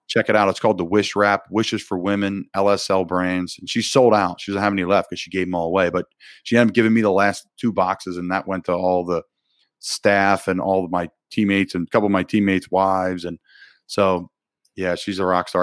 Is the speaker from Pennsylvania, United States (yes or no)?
yes; Doylestown, Pennsylvania, United States; moved away as an adult; my hometown